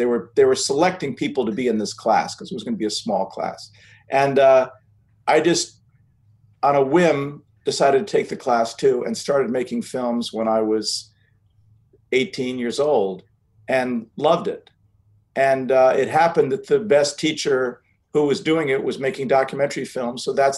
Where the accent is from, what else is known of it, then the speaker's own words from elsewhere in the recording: United States; I'm from the States